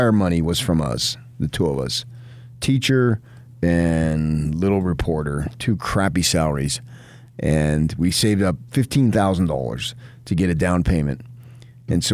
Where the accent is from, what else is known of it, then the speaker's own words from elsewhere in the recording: New Jersey, United States; now in Utah, United States; I was born in Jersey, not Utah